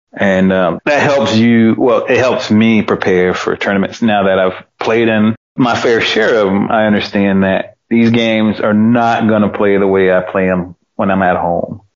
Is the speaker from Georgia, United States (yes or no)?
yes; Georgia, United States; also born or lived in Knoxville, Tennessee; It's my home state, and I made a lot of good friends here